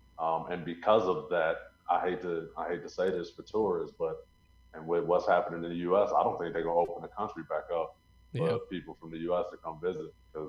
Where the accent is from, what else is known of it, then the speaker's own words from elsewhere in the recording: Illinois, United States; moved away as an adult; also born or lived in Atlanta, Georgia, United States; now in Colombia; So I'm originally from Illinois. Okay. And I was born and raised there. And then I've spent 8 years in Atlanta before I moved over to Columbus.